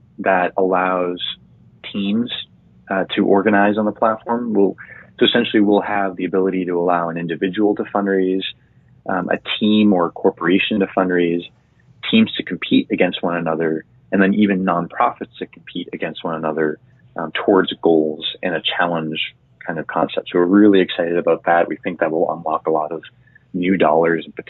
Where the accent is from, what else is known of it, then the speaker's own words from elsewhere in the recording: Chelsea, Massachusetts, United States; growing up in Chelsea, Massachusetts, which is right outside of Boston